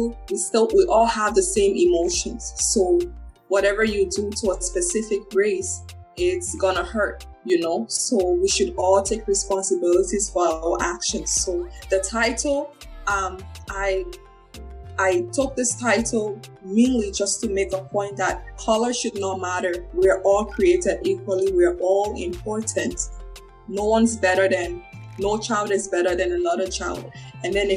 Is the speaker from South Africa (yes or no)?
no; Liberia; now in Canada; I was born in Liberia